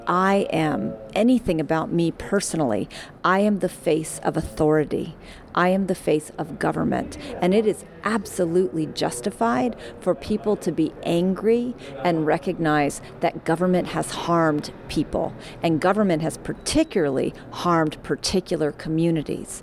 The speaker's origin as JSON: {"language": "English", "town": "Oakland", "region": "California", "country": "United States", "tie": "born or raised there", "said": "I'm an Oaklander. I'm a girl that was born and raised and have the incredible honor and privilege of having been elected to lead my hometown"}